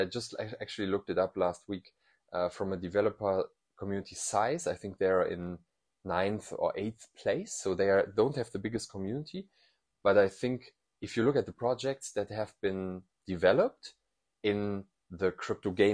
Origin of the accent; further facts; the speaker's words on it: Eifel, North Rhine-Westphalia, Germany; English is a second language; moved away as an adult; also born or lived in Cologne / Bonn; I was born and raised in the Eifel